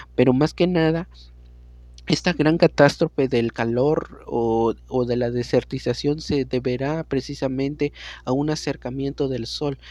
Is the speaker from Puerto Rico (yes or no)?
no; Mexico; also born or lived in San Luis Potosí; ahorita en mi país, que es México